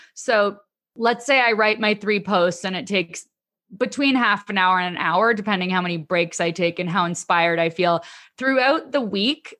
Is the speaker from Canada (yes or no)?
yes; Canada; I'm Canadian